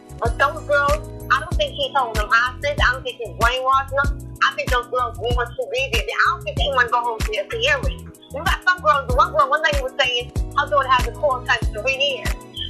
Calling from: New York City, New York, United States; I'm calling from New York City, NYC.

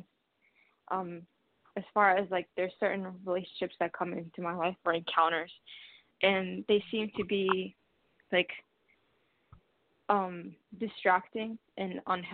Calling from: Columbus, Ohio, United States; I'm calling from Columbus, Ohio.

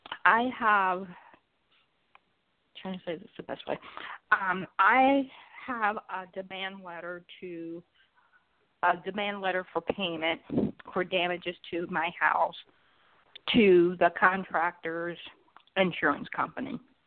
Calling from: Atlanta, Georgia, United States

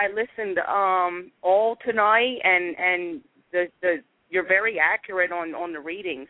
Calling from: Philadelphia, Pennsylvania, United States; I'm calling from Philadelphia, PA.

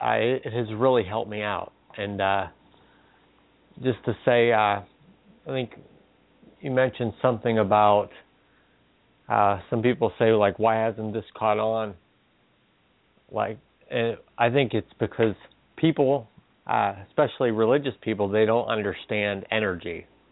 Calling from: Pennsylvania, United States; Hello, this is … from Pennsylvania.

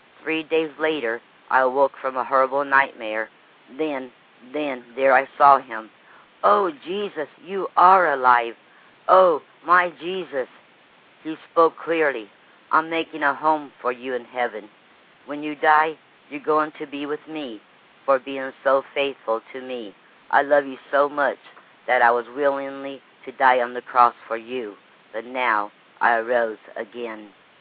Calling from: Lake Wales, Florida, United States; Lake Wells, Florida.

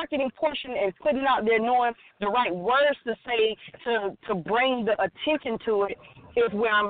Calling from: Alabama, United States

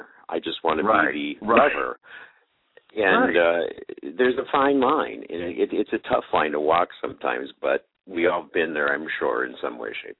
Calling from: Modesto, California, United States; California, a little city east of San Francisco called Modesto. Been living in the Central Valley area here for about 23 years, enjoy it a lot.

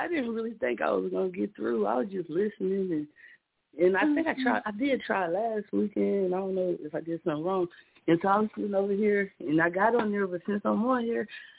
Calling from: Alabama, United States

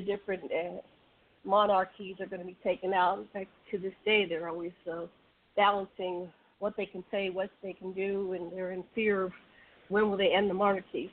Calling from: Maui, Hawaii, United States; I'm calling from Maui, Hawaii

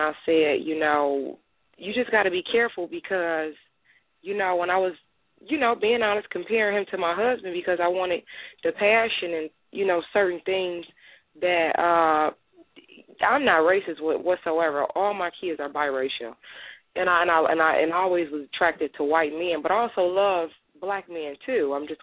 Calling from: Michigan, United States; I'm calling in from Michigan.

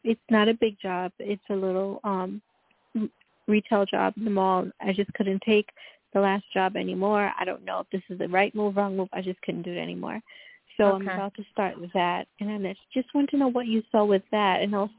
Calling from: Long Island, New York, United States; I'm calling from Long Island, New York.

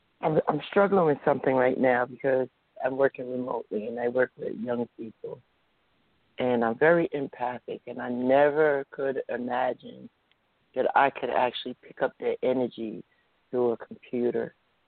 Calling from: New Jersey, United States; I'm calling from New Jersey.

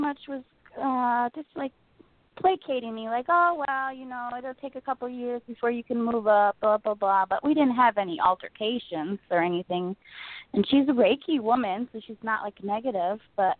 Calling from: Rockford, Illinois, United States; I'm calling from Rockford.

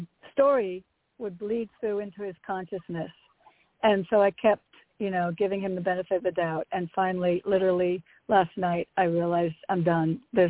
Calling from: Connecticut, United States; Hi, it's … from Connecticut.

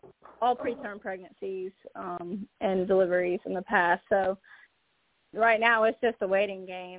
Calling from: Georgia, United States; I'm calling from Georgia.

